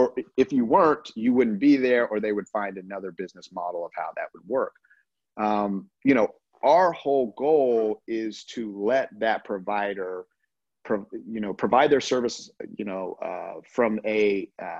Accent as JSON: {"language": "English", "region": "Colorado", "country": "United States", "tie": "born or raised there", "said": "I'm from Colorado"}